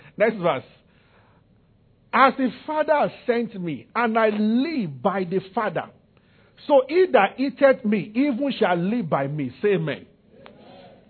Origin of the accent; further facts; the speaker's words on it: Nigeria; I'm from Nigeria.